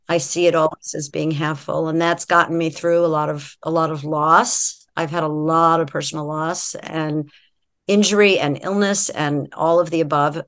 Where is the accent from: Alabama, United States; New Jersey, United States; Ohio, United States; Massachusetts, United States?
Massachusetts, United States; just outside of Boston; moved away as an adult; also born or lived in San Francisco; I grew up just outside of Boston